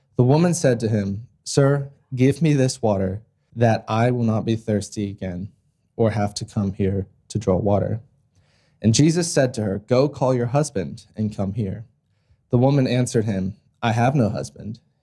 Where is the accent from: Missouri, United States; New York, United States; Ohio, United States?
Ohio, United States; moved away as an adult; now in Australia; my hometown in Ohio